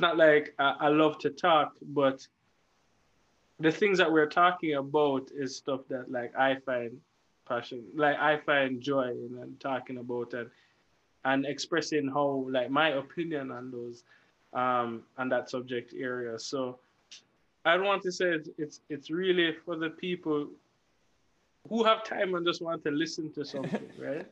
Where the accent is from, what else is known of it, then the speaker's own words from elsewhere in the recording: Jamaica; as a Jamaican growing up